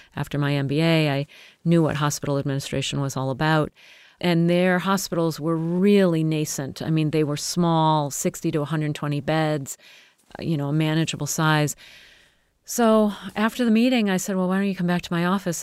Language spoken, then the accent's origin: English; United States